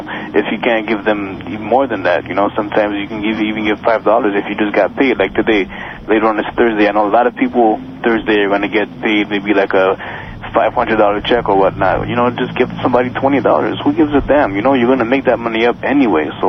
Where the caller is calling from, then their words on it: Montreal, Quebec, Canada; I'm calling from Montreal.